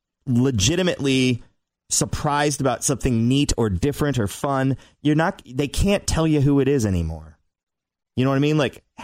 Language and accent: English; United States; I'm American.